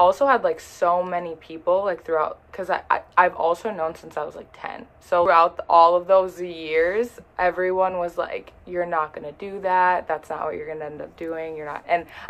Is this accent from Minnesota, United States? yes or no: yes; Minneapolis area, Minnesota, United States; also born or lived in Fargo; I'm from Minnesota, like Minneapolis area, 20 minutes away from Minneapolis, so not Minneapolis. I go to school in Fargo.